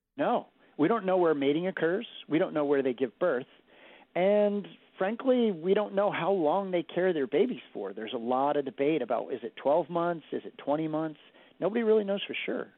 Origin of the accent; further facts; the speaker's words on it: Martha's Vineyard, Massachusetts, United States; moved away; I grew up on Martha's Vineyard, and my whole time growing up there